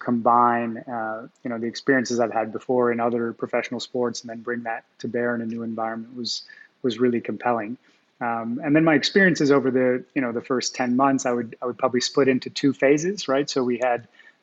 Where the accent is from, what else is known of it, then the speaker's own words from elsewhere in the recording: Montreal, Quebec, Canada; I grew up in Montreal in Canada